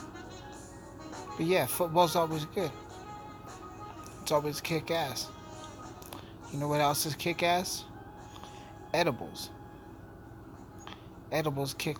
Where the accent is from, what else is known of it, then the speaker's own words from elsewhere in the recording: Alamosa, Colorado, United States; my hometown.